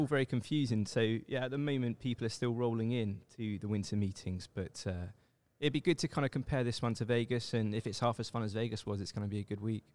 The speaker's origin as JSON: {"language": "English", "region": "England", "country": "United Kingdom", "tie": "born or raised there", "also_born_or_lived": "Seoul, South Korea", "moved": "as an adult", "said": "I grew up in England, and I, I left England when I was twenty-nine years old for South Korea"}